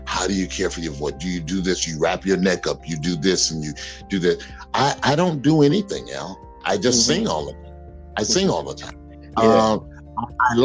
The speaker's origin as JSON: {"language": "English", "town": "Mobile", "region": "Alabama", "country": "United States", "tie": "born or raised there", "said": "When I was a young boy growing up in Mobile, Alabama"}